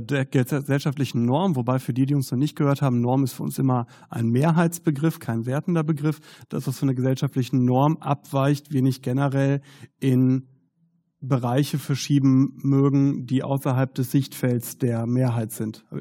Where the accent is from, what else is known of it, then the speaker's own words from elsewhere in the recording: Herne, North Rhine-Westphalia, Germany; Ich komme ja aus Herne. Und äh, Herne ist im Ruhrgebiet.